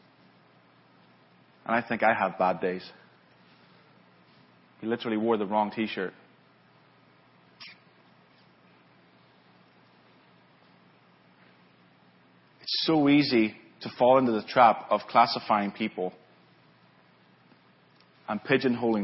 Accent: Lisburn, Northern Ireland, United Kingdom; moved away as an adult; now in California, United States; I'm from Northern Ireland originally. That's where I grew up, Lisburn, Northern Ireland

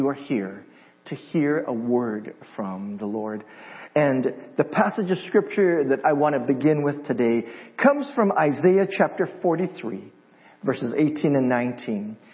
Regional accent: Hawaii, United States; moved away as an adult; now in San Diego, United States; I'm originally from Hawaii. And we moved here from Hawaii to San Diego about 2.5 years ago

